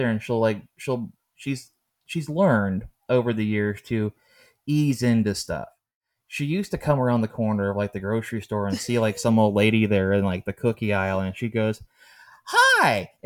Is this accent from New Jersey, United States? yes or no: no; Pittsburgh, Pennsylvania, United States; I'm from Pittsburgh